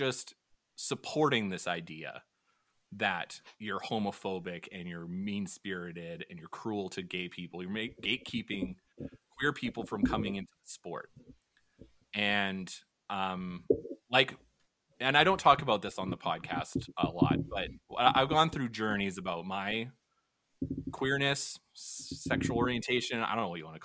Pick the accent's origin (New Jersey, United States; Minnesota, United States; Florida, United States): Minnesota, United States; St. Paul; growing up in St. Paul, I played hockey for 8 years.